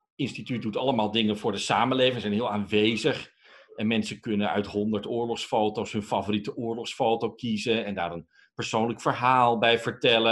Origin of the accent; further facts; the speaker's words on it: Netherlands; Wij superleuke, tolerante, diverse Nederlanders